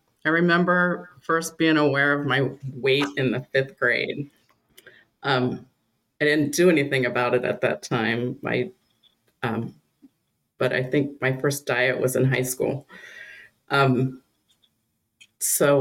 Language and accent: English; Loveland, Ohio, United States; from Loveland, Ohio. I've lived my whole life in the Cincinnati area